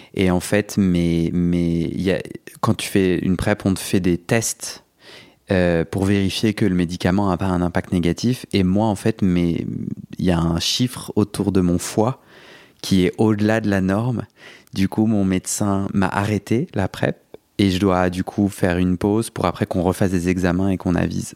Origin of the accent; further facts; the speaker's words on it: Paris, Île-de-France, France; je suis un Parisien.